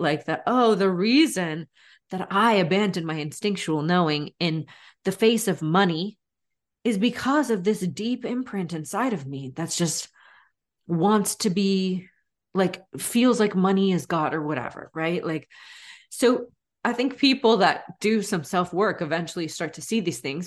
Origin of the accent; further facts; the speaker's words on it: United States; also born or lived in Florida; I'm half Brazilian, but I write from growing up in the States